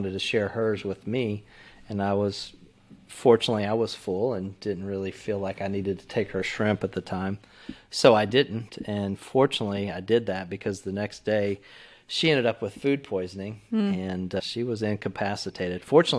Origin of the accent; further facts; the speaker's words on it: Texas, United States; I've had to kill some chickens, of course, growing up in Texas.